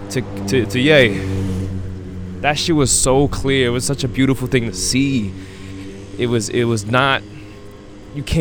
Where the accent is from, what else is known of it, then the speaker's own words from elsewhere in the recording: East Coast, United States; Because I was born and raised in the East Coast, I learned about East Coast music.